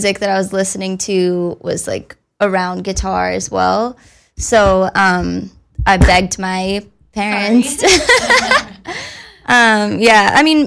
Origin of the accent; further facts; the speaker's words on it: Bay Area, California, United States; moved away as an adult; now in Los Angeles, United States; I grew up in the Bay, in the Bay Area